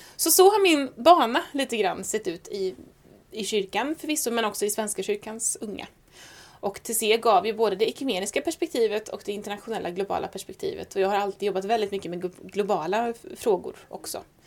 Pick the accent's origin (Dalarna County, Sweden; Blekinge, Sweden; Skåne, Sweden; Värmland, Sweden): Värmland, Sweden; Säffle; accent: Värmland dialect; also born or lived in Stockholm; now in Skara, Sweden; Född i Stockholm, uppvuxen värmlänning, bodde tio år i Säffle men är Skara-stiftare till själ och hjärta